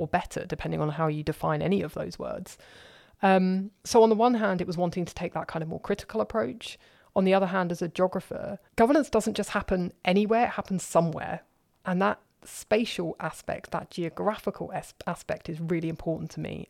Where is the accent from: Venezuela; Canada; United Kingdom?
United Kingdom; London; accent: southerner; moved away as an adult; also born or lived in Cardiff; now in Germany; I was born in London, opposite the Houses of Parliament.